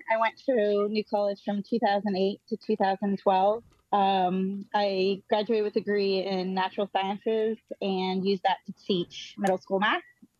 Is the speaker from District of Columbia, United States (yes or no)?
no; Sarasota, Florida, United States; I'm from Sarasota.